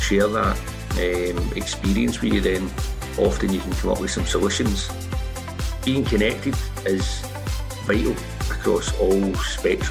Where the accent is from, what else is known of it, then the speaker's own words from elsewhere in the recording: Glasgow, Scotland, United Kingdom; now in Edinburgh, United Kingdom; I'm from Glasgow originally